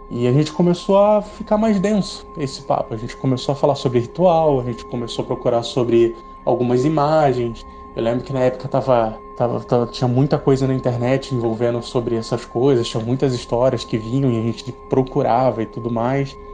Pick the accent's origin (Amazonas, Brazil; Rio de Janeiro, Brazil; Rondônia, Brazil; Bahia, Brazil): Rio de Janeiro, Brazil; São Gonçalo; moved away as an adult; now in Jaú, Brazil; Eu nasci e cresci no Rio de Janeiro, na cidade de São Gonçalo, até os meus 19 anos, e depois eu me mudei para cá